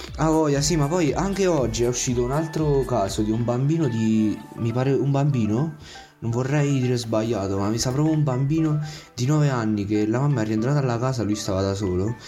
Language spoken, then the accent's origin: Italian; Avezzano, Abruzzo, Italy; vengo da Avezzano